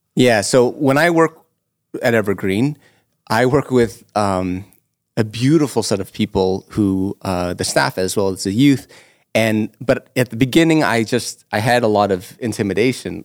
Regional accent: Toronto, Ontario, Canada; also born or lived in Etobicoke; I'm born and raised in North York

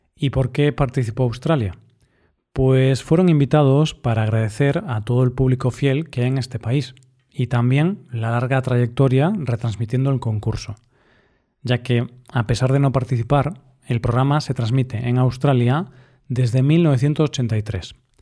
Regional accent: northern Spain, Spain; como español

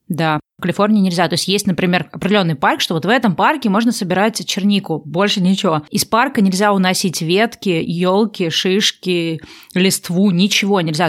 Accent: Russia; moved away; я родилась в России

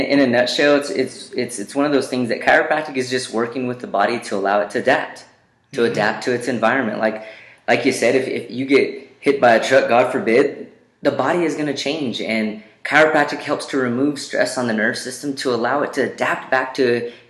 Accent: Roswell, New Mexico, United States; now in Albuquerque, United States; All the way here in Albuquerque, came from Roswell.

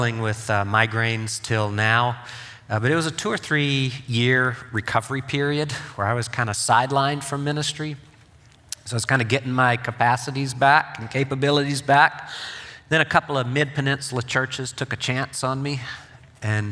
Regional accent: Mississippi, United States; moved away; I grew up in Mississippi

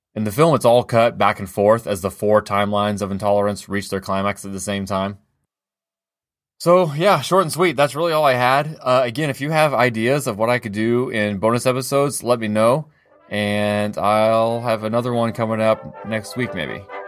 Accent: United States; as an American

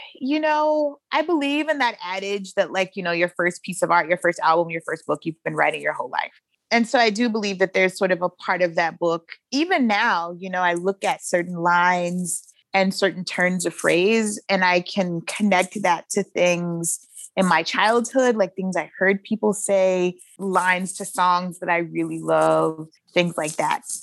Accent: Shreveport, Louisiana, United States; I was born and raised in Shreveport, Louisiana

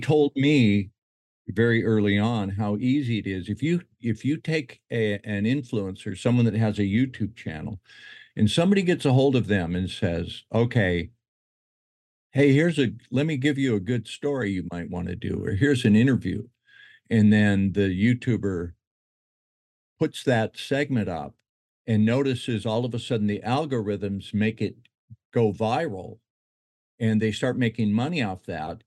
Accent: Utah, United States; moved away as an adult; also born or lived in Detroit, Michigan; now in Hawaii, United States; I was born in Detroit, moved there to Utah when I was ten, grew up and went to school in Utah

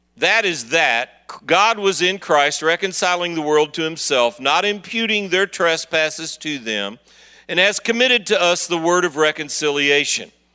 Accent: Kansas City, Missouri, United States; I'm from Kansas City, Missouri

